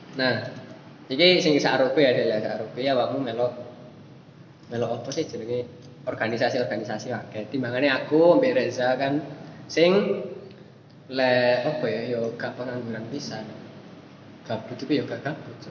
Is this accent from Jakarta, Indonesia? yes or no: no; Malang, East Java, Indonesia; moved away as an adult; also born or lived in Bogor; asalnya dari Malang, tapi kuliahnya di Bogor